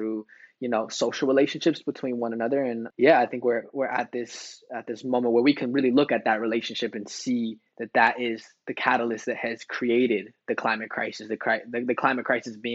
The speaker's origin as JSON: {"language": "English", "country": "United States", "tie": "born or raised there", "said": "me growing up, a son of, you know, indigenous immigrant father from Mexico, growing up in the States"}